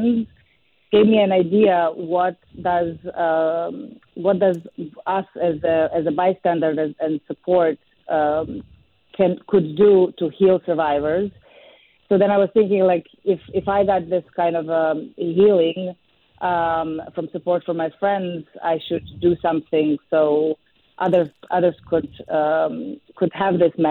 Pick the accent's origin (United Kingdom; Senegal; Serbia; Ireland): Serbia; moved away as an adult; now in New York, United States; I was born and raised in Serbia